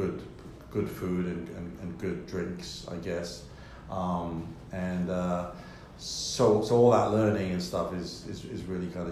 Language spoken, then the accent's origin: English; London, United Kingdom; I love my hometown. I love London